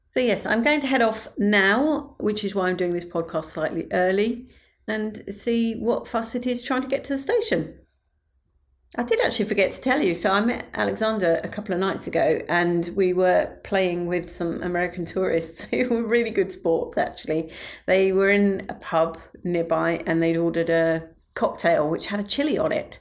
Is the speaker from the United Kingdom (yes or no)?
yes; Medway, South East England, United Kingdom; my hometown of Medway